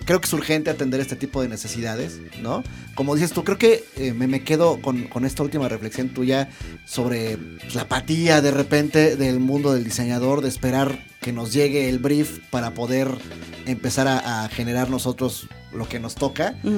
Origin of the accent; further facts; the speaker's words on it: Mexico; soy diseñador gráfico mexicano